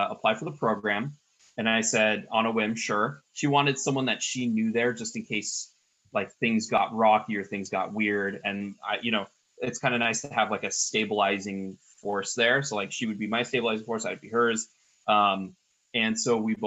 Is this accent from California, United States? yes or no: yes; Mountain View, California, United States; now in Suwanee, United States; I grew up in Mountain View, which is where Google is located